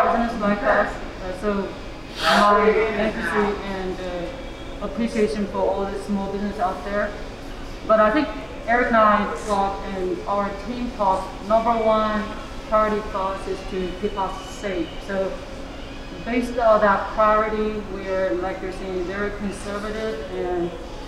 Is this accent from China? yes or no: yes; China; now in Kansas City, United States; I'm from China, so we're the birthplace of the tea